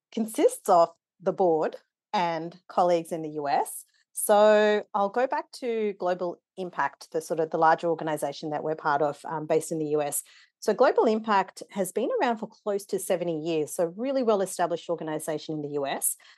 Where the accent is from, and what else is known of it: Wollongong, New South Wales, Australia; born or raised there; also born or lived in Nairobi, Kenya; now in Melbourne, Australia